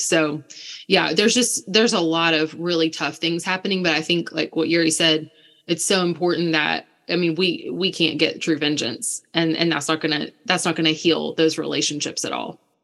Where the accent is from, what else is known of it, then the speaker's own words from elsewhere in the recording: United States; moved away; also born or lived in Ukraine; I'm this American girl who says I used to live in Ukraine